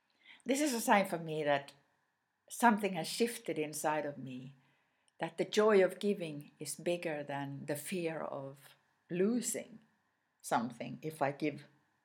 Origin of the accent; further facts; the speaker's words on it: Sweden; first language Swedish; English is a second language; My mother tongue is Swedish.